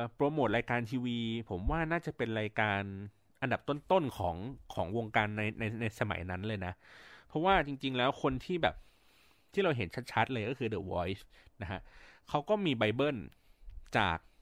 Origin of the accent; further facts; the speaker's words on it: Bangkok, Thailand; เราเป็นคนกรุงเทพมาโดยกำเนิด